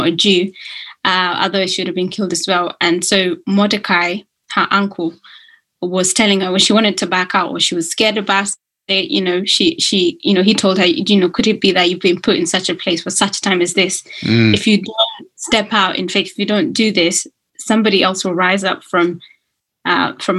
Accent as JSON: {"language": "English", "country": "Kenya", "tie": "born or raised there", "moved": "yes", "lives_now": "United Kingdom", "said": "I was born in Kenya and I'd been naturalized as a British citizen"}